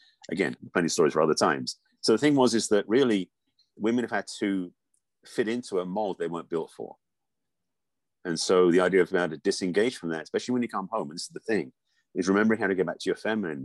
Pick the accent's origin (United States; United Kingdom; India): United Kingdom; England; moved away; I grew up in England